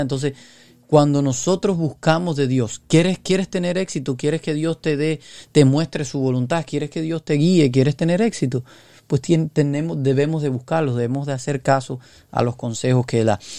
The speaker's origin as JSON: {"language": "Spanish", "country": "Cuba", "said": "yo soy de Cuba"}